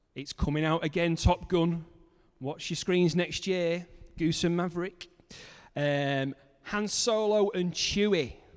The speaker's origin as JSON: {"language": "English", "town": "Manchester", "region": "North West England", "country": "United Kingdom", "also_born_or_lived": "Cumbria", "moved": "as an adult", "lives_now": "Kendal, United Kingdom", "said": "I'm originally from Manchester"}